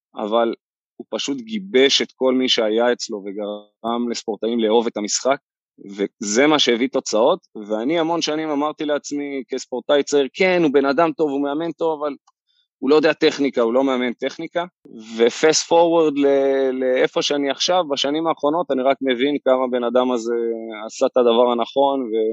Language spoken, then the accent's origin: Hebrew; Kfar Saba, Central District, Israel; גדלתי בכפר סבא